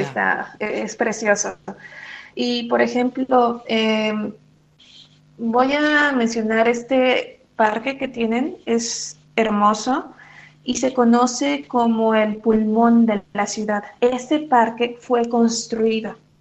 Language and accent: Spanish; Mexico City, Mexico; moved away as an adult; also born or lived in Taiwan; yo tuve la fortuna de crecer en Polanco